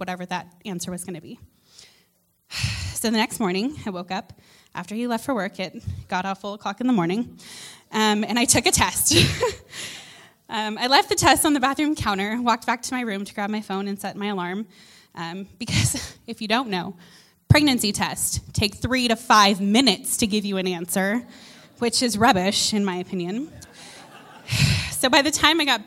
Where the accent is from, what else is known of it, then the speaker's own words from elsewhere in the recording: United States; moved away as an adult; now in Canada; I'm an American